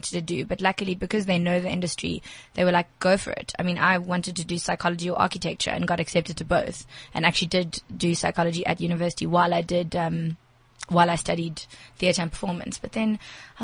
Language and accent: English; Durban, KwaZulu-Natal, South Africa; also born or lived in Cape Town / South Korea; now in Johannesburg, South Africa; I'm a Durban girl.